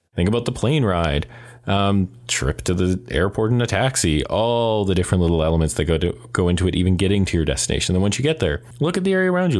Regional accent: Calgary, Alberta, Canada; I was born and raised in Calgary

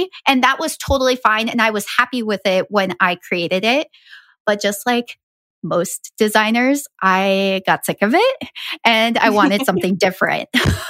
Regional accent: Ecuador; also born or lived in Colombia / Guatemala; So I'm Guatemalan. I have spent a lot of my life living in South America. I grew up in Ecuador and Colombia.

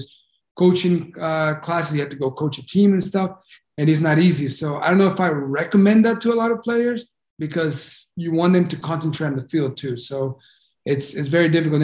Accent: United States; me being Honduran and growing up in the United States, I felt Honduran

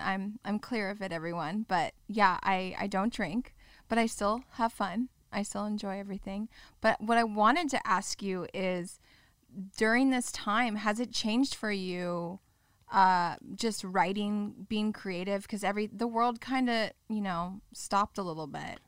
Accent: Orange County, California, United States; I grew up in Orange County

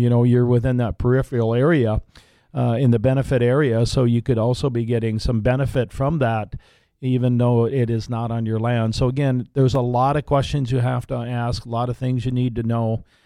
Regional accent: Larimore, North Dakota, United States; we, we were born and raised in the Laramore area on a farm up there

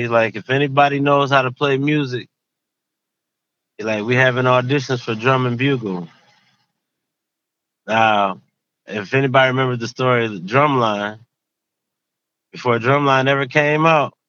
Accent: Sandusky, Ohio, United States; Sandusky, Ohio.

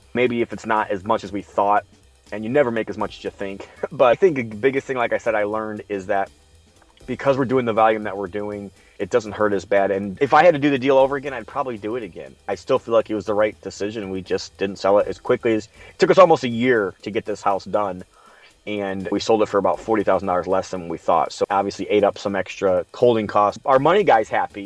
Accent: Midwest, United States; I'm from the Midwest

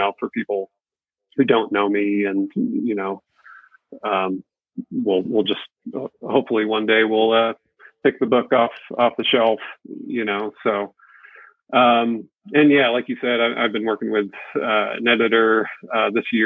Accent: New England, United States; moved away; also born or lived in Connecticut / Southern California; I grew up in New England, and we moved to California, Southern California

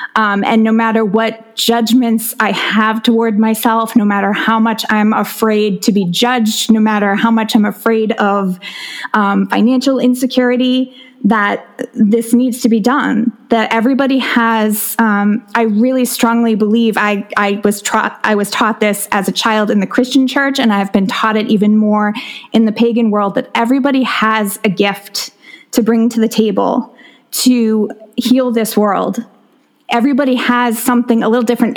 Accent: South Shore of Massachusetts, United States; I grew up on South Shore of Massachusetts

